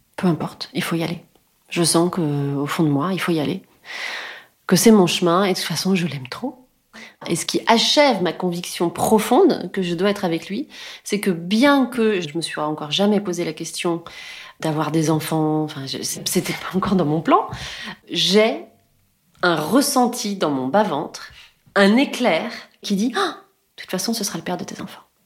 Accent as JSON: {"language": "French", "country": "France", "said": "je suis française"}